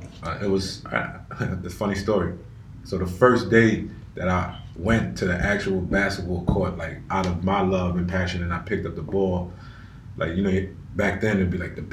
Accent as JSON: {"language": "English", "town": "New York City", "region": "New York", "country": "United States", "said": "I'm from the Bronx"}